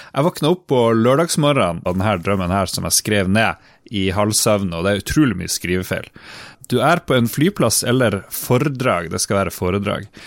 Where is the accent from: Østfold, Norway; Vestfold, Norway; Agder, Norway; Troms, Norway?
Troms, Norway; Harstad; Vi er jo fra Harstad begge to.